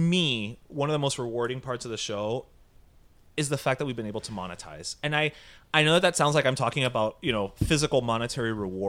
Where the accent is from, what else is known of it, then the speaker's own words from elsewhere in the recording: New York, United States; Like, as we always say, we're Tucumamiedos from Westchester.